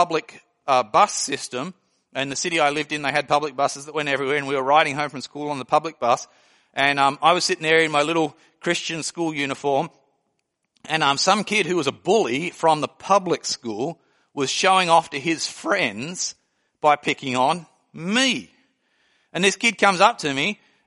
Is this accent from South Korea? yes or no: no; Australia; moved away; I came from Australia.